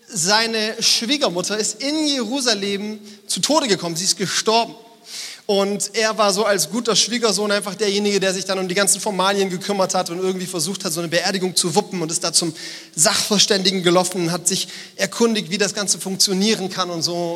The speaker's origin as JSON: {"language": "German", "town": "Frankfurt", "region": "Hesse", "country": "Germany", "said": "Bei uns in Frankfurt sagt man Gude."}